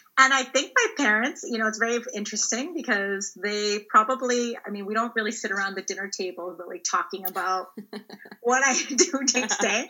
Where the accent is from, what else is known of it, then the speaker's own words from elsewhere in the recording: Ontario, Canada; I grew up in Ontario